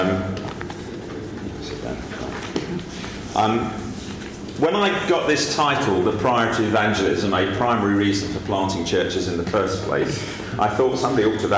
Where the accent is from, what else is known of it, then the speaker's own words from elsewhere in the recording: Essex, East of England, United Kingdom; moved away as an adult; now in Montpellier, France; I come from Essex